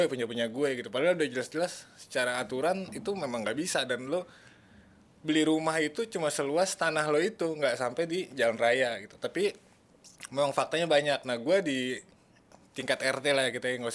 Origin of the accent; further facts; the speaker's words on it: Depok, West Java, Indonesia; mungkin gue orang Depok yang akhirnya bangga